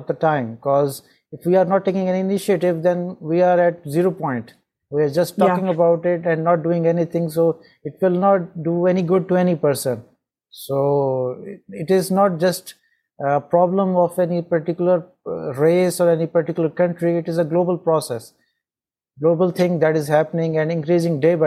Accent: Pakistan; I'm from Pakistan

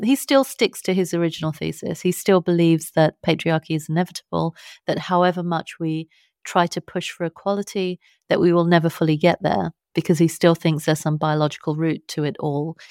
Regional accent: London, United Kingdom; accent: British; I was born and I, I'm brought up in London

